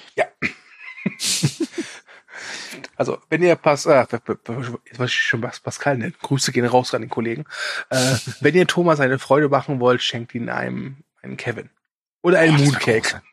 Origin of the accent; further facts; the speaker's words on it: Germany; als Deutscher